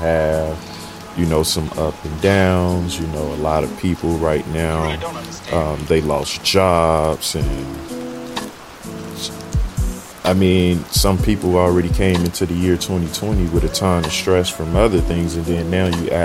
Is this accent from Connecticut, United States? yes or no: no; Chicago, Illinois, United States; now in Southern California, United States; I am from Chicago, Illinois, originally, so fairly used to the rain and the different four seasons.